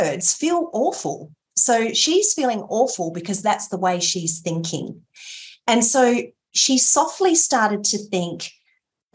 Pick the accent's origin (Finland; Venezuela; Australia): Australia; Port Lincoln, South Australia; I grew up in Port Lincoln, which was, you know, a mid-sized town close